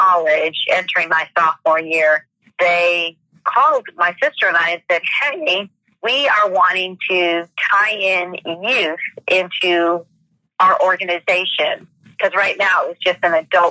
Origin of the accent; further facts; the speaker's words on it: Michigan, United States; now in Atlanta, United States; I was born and raised in Michigan